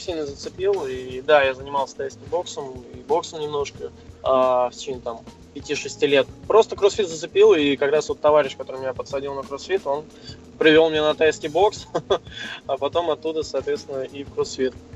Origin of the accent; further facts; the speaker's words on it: Moscow, Russia; Да, я из Москвы, мне 29 лет